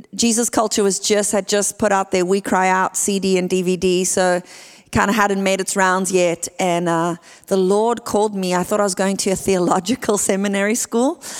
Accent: Port Elizabeth, Eastern Cape, South Africa; moved away as an adult; now in California, United States; I am from a place called Port Elizabeth, South Africa

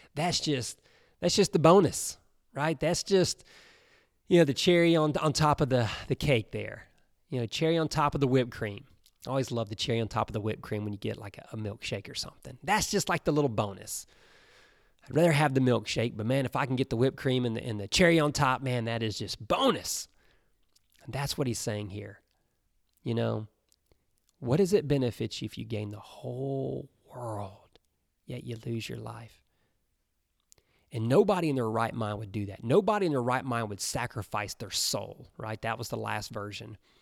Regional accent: Alabama, United States; I grew up in Alabama

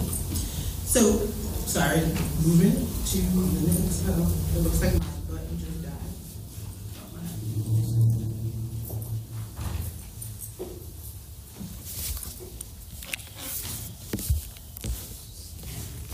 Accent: New York City, New York, United States; I'm originally from Brooklyn, New York. Grew up in the war on drugs

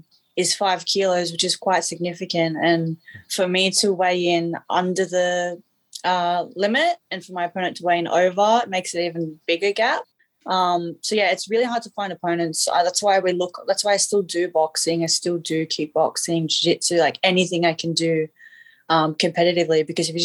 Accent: Australia; I'm Australian

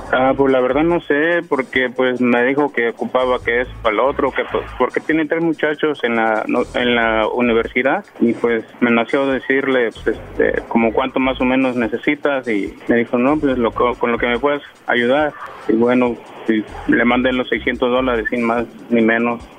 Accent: Guerrero, Mexico; moved away; yo soy del estado de Guerrero

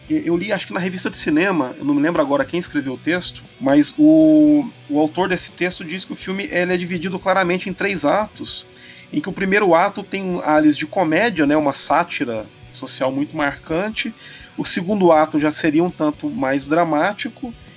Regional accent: Brazil; para mim como brasileiro

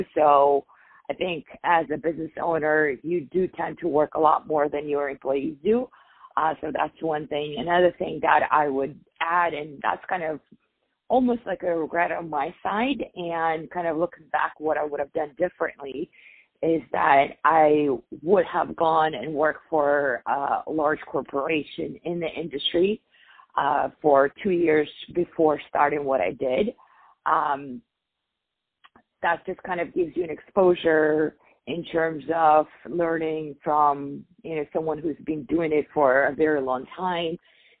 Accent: Dubai, United Arab Emirates; I grew up in Dubai. My father was a diplomat there, and because of that, I was predisposed to a lot of, you know, very prominent families in our region

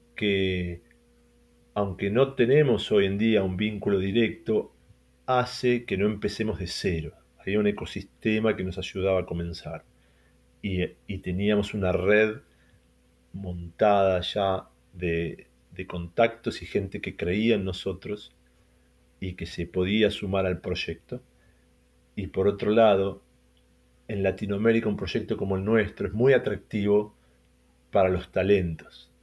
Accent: Argentina; Emiliano y yo somos argentinos

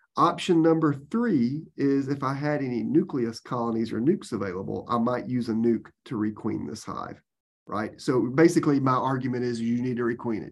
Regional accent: Georgia, United States; moved away as an adult; now in Florida, United States; I was from Georgia and worked at the University of Georgia

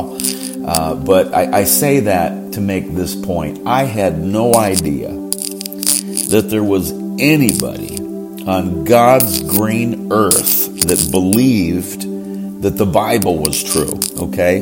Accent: Johnstown, Pennsylvania, United States; moved away; the six-bedroom house I grew up in here in Johnstown, Pennsylvania

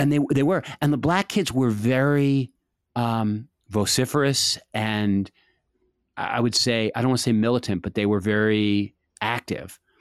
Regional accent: Washington, District of Columbia, United States; I was growing up in Washington in the seventies

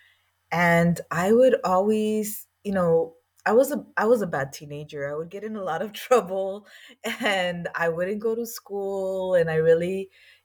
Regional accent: Los Angeles, California, United States; moved away as an adult; also born or lived in Washington, D.C. / El Salvador; I grew up in East

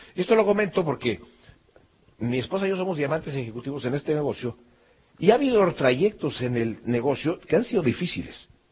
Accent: Mexico; yo salí de México

